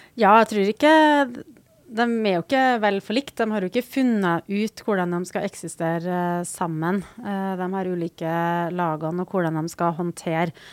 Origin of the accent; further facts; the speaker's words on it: Trondheim, Trøndelag, Norway; jeg vokste opp i Tordenskioldsgata